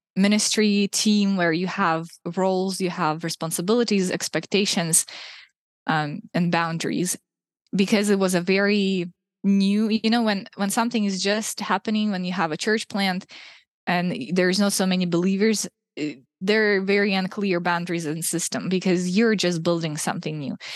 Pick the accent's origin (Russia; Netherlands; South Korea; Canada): Russia; moved away as an adult; also born or lived in Ukraine; now in Hungary; I was born in Ukraine, raised in Russia